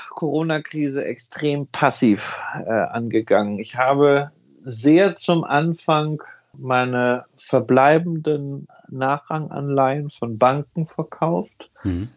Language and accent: German; Berlin, Germany; in meiner Heimatstadt in Berlin